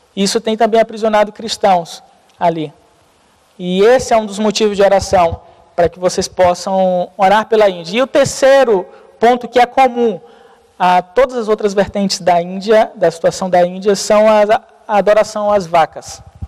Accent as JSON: {"language": "Portuguese", "country": "Brazil", "said": "nós, como brasileiro"}